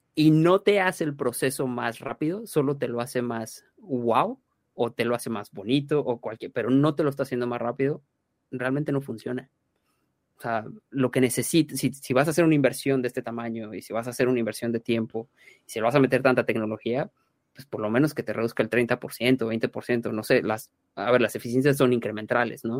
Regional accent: Mexico; now in London, United Kingdom; Los dos fundadores somos mexicanos

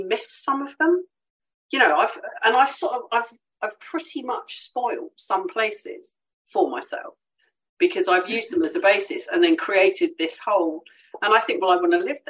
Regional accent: Devon and Cornwall, South West England, United Kingdom; also born or lived in Essex; now in Kent, United Kingdom; I grew up in the West Country. So my parents, I think when I was about 4 or 5, my parents moved from Essex down to Devon. So I grew up in Devon and Cornwall

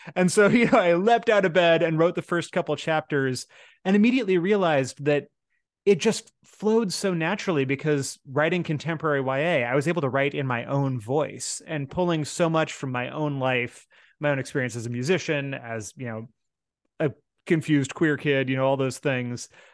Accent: Seattle, Washington, United States; my hometown

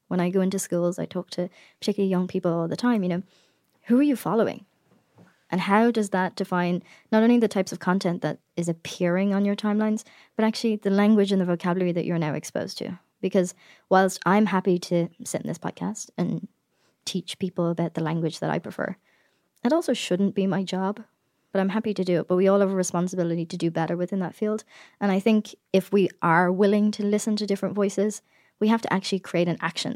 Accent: Ireland; now in United States; as an Irish person who has a podcast

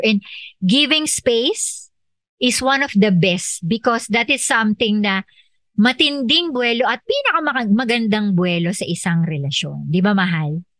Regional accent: Philippines; ako Filipino

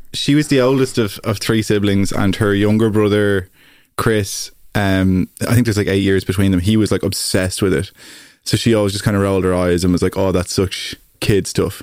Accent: Greystones, County Wicklow, Ireland; I grew up in Greystones in North Wicklow

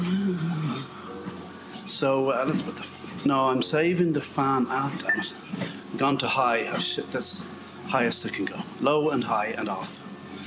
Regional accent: Ireland; Being Irish

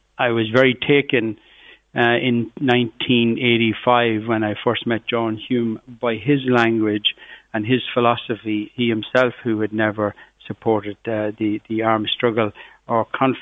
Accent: Cavan, Ulster, Ireland; where I grew up in Cavan, just on the borders of Fermanagh

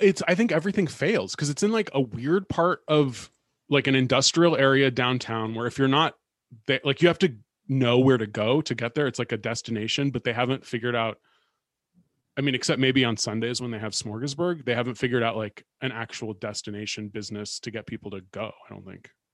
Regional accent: California, United States; moved away; also born or lived in New York; when I was growing up in California

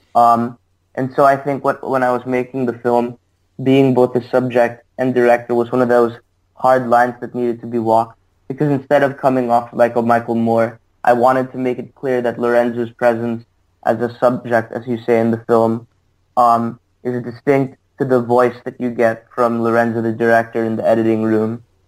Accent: Sydney, New South Wales, Australia; moved away as an adult; also born or lived in New York City; now in United States; I'm from Sydney originally.

